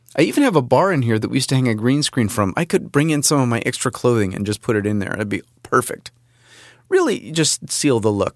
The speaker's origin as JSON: {"language": "English", "region": "Southern California", "country": "United States", "tie": "born or raised there", "also_born_or_lived": "Rochester, New York", "moved": "yes", "said": "I grew up here in California, in Southern California."}